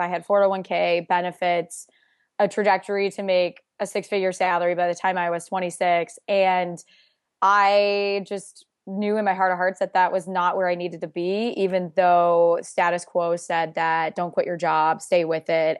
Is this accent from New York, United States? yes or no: no; Iowa, United States; born and raised in Iowa in a sixty-five thousand person town